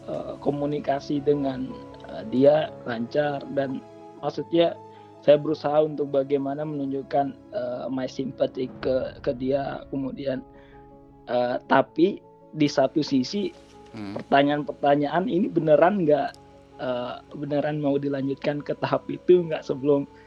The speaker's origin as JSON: {"language": "Indonesian", "country": "Indonesia", "said": "karena saya berasal dari Indonesia families come first"}